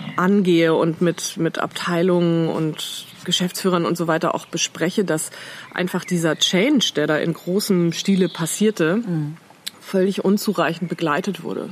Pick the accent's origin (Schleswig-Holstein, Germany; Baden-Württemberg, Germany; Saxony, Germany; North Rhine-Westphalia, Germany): Schleswig-Holstein, Germany; Ahrensburg; also born or lived in Eutin / Ellund near Flensburg; Dann bin ich mit meinen Eltern, da war ich so neun, glaube ich, nach Ahrensburg gezogen, also nördlich von Hamburg. Ähm, ja, so eine mittelgroße überschaubare Stadt. Da habe ich Abitur gemacht